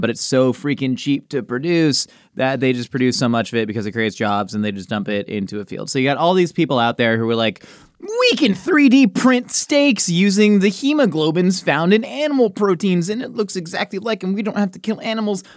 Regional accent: Southern California, United States; also born or lived in Oceanside, California; Growing up in Southern California

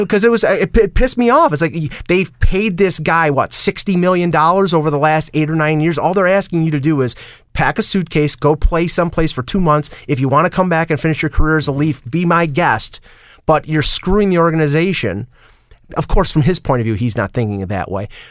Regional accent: Buffalo, New York, United States; accent: Buffalo; also born or lived in Cheektowaga; I was from Western New York. I had the Buffalo accent, which I can't hear.

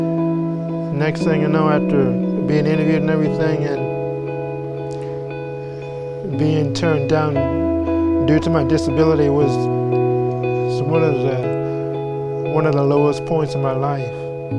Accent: Colorado Springs, Colorado, United States; also born or lived in Chinook, Kansas; now in San Antonio, United States; Originally, I'm from Colorado Springs, Colorado. Moved to Chinook, Kansas with my adopted parents. And then from there, we moved here to San Antonio, and I went to Lee High School

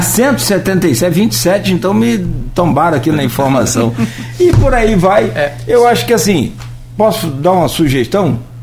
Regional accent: Brazil; eu, sou de Itaúva

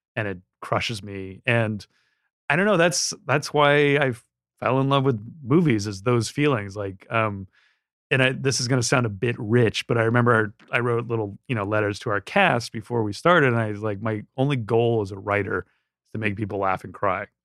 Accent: Southern California, United States; I grew up in Southern California

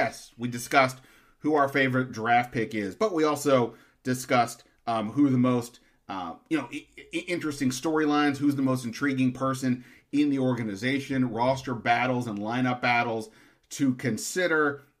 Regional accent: Montgomery County, Maryland, United States; I grew up in Montgomery County.

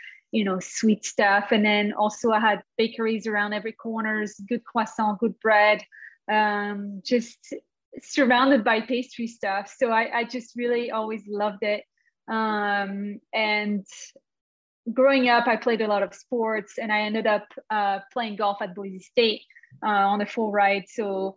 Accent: Belgium; moved away as an adult; also born or lived in Canada / Paris, France; now in Arizona, United States; originally being Canadian, I also have a Canadian nationality, although I grew up in Belgium

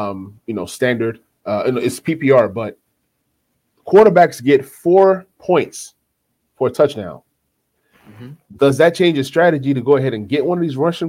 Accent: Nashville, Tennessee, United States

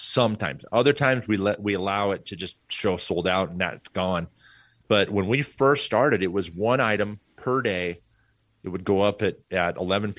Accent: Portland, Oregon, United States; moved away; I grew up in Portland, Oregon

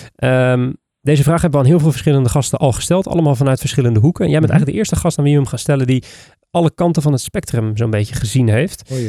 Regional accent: Netherlands; ons als Nederlanders

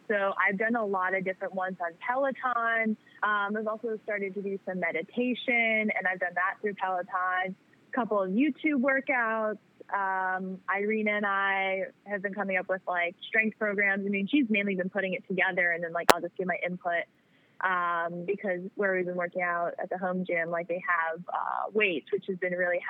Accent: New York, United States; I'm from New York

